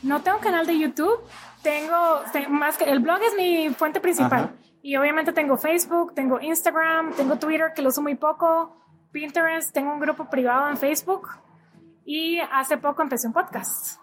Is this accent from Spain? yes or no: no; Costa Rica; moved away as an adult; now in United States; soy de Costa Rica, pero hace ocho años vivo en Estados Unidos